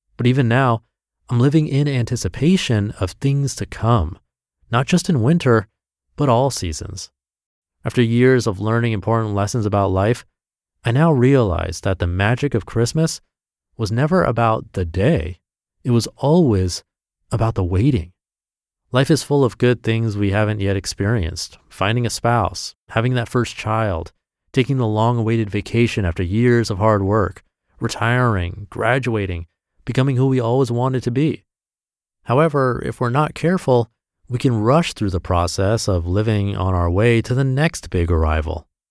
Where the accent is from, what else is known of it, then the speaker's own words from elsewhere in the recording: Midwest United States, United States; growing up in the Midwest United States